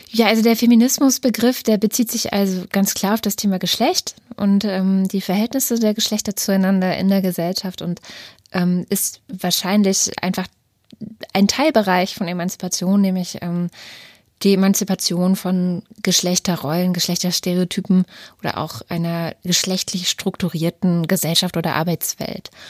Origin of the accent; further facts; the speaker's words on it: East Germany, Germany; born there; Also ich bin selber in der DDR geboren.